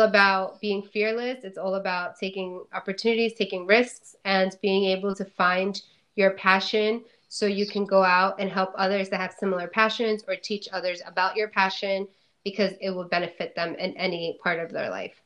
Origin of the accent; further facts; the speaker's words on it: New Jersey, United States; I'm from New Jersey originally